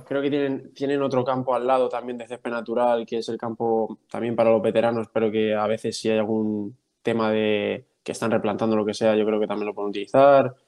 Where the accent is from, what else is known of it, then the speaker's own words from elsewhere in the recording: Albacete, Castilla-La Mancha, Spain; moved away as an adult; also born or lived in Cuenca / United States; Soy, soy de Albacete, soy del noventa y siete, tengo veintiséis años recién cumplidos